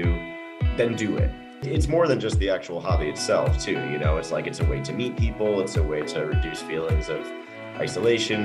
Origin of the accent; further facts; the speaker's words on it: Upstate New York, United States; moved away as an adult; now in Colorado, United States; Upstate New York, born and raised. Grew up in a really, really, really small town, population of about 2,000 people